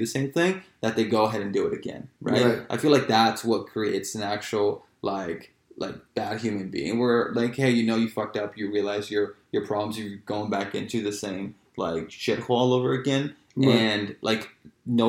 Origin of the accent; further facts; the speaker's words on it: Los Angeles, California, United States; also born or lived in Chico, California; now in San Diego, United States; I grew up in Los Angeles, like South Central Los Angeles and Watts.